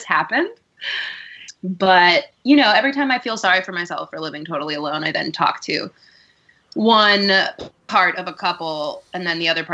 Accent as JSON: {"language": "English", "country": "Costa Rica", "tie": "born or raised there", "moved": "yes", "lives_now": "New York, United States", "said": "I come from, I grew up in Costa Rica"}